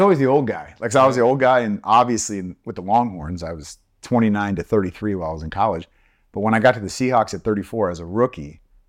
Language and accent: English; San Francisco Bay Area, California, United States; also born or lived in Tennessee; I was born in Tennessee, raised in the San Francisco Bay Area, though, for most of my life.